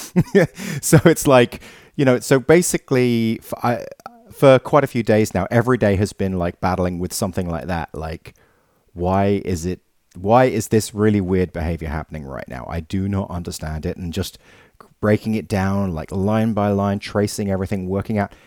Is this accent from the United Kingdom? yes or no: yes; England, United Kingdom; I'm the English guy